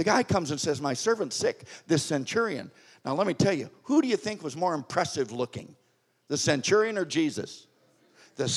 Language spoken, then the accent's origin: English; United States; also born or lived in Springfield, Missouri; I'm an American